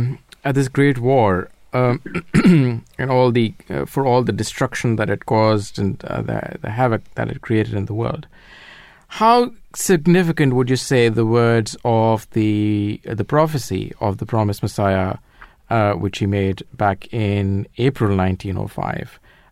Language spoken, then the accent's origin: English; United Kingdom; I am a British Ahmadi.